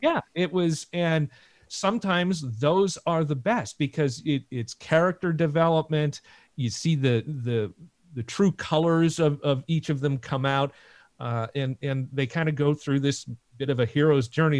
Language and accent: English; Seattle, Washington, United States; we're from Seattle